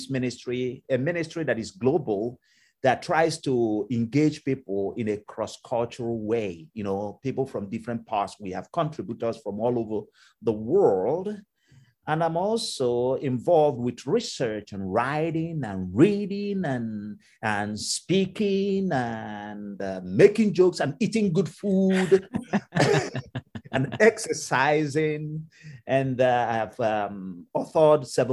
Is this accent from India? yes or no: no; Nigeria; moved away as an adult; now in Cleveland, United States; I came originally from Nigeria.